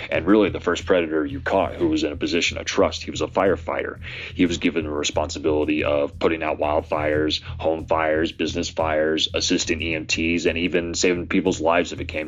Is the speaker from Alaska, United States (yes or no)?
yes; Anchorage, Alaska, United States; also born or lived in eastern Idaho; now in Idaho, United States; I am originally from Anchorage, Alaska, currently residing in eastern Idaho.